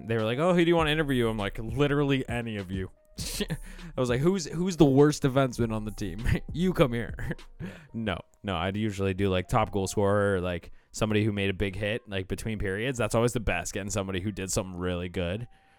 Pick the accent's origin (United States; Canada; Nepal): Canada; Ontario; I'm from Southern Ontario.